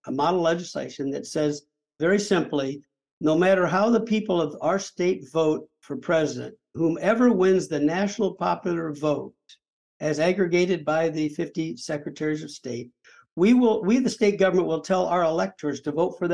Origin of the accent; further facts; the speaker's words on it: Peoria, Illinois, United States; moved away; I grew up in Illinois. Illinois has 112 counties. In 2016, Mrs. Clinton won 12 counties in Illinois, and Trump won 90 counties where I'm from. I'm from downstate, central Illinois, Peoria.